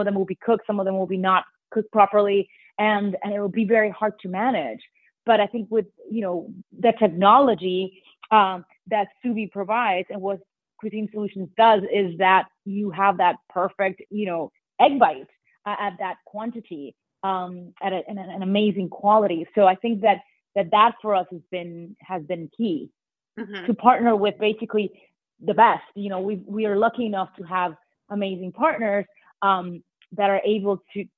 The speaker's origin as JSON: {"language": "English", "town": "New York City", "region": "New York", "country": "United States", "said": "very dear to me because I'm a New Yorker."}